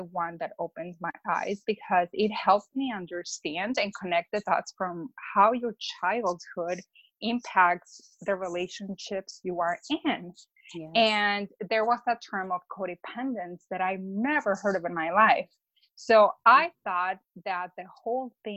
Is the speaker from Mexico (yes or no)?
yes; Mexico; now in Chicago, United States; I'm from Mexico, but I live in Chicago